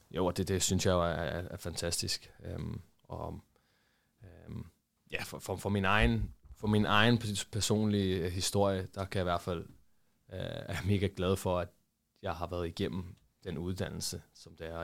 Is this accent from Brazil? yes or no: yes; Brazil; Og også på grund af, at jeg var, jeg var brasilianer.